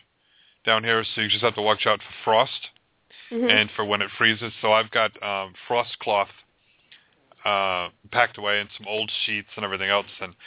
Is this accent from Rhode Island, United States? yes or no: yes; Rhode Island, United States; moved away as an adult; now in Florida, United States; I'm from Rhode Island originally